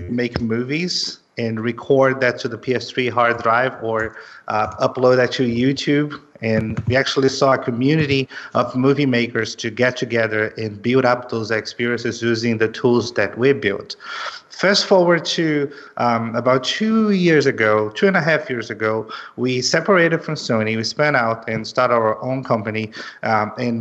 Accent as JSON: {"language": "English", "town": "Belém", "region": "Pará", "country": "Brazil", "also_born_or_lived": "São Paulo, Brazil", "moved": "as an adult", "lives_now": "Los Angeles, United States", "said": "I'm originally from Brazil. I'm from Belém, which is in the north of Brazil, but I lived in São Paulo 7 years before actually moving to Los Angeles."}